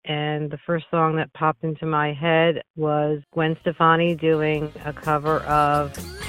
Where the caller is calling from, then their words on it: Sewell, New Jersey, United States; I'm calling from Sewell, New Jersey, right outside of Philadelphia.